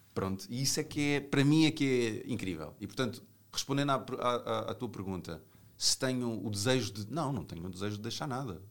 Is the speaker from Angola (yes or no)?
no; Portugal; fora de Portugal, eh, eu, eu digo que sou português